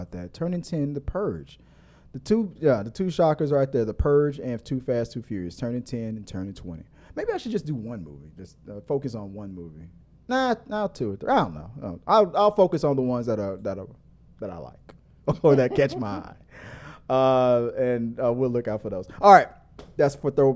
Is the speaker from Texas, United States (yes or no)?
yes; Houston, Texas, United States; we are from Houston